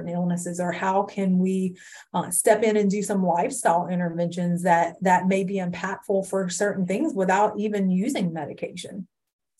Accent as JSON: {"language": "English", "town": "Livingston", "region": "Louisiana", "country": "United States", "tie": "born or raised there", "said": "I grew up in Livingston, went to college in Hammond"}